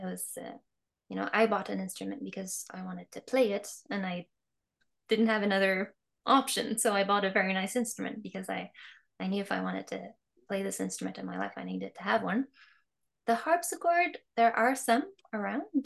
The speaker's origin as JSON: {"language": "English", "region": "Quebec", "country": "Canada", "tie": "born or raised there", "said": "I was born in Quebec"}